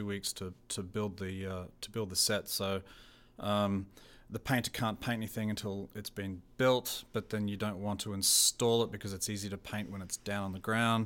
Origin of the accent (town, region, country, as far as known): Australia; born or raised there; accent: Australian; also born or lived in New Zealand; now in Canada